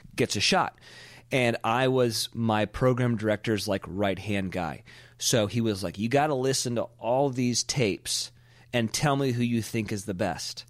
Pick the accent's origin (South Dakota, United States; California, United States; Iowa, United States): California, United States; Pebble Beach; we're broadcasting from Pebble Beach, California. This is where I came from